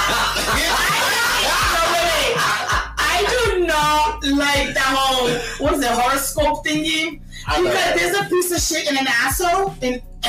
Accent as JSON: {"language": "English", "town": "Boston", "region": "Massachusetts", "country": "United States", "moved": "yes", "said": "I'm from Boston."}